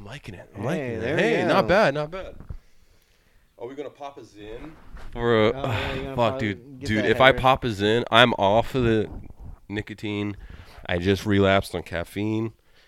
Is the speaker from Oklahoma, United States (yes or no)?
yes; Tulsa, Oklahoma, United States; accent: Southern; now in Portland, United States; Tulsa, Oklahoma, I'll tell you right now.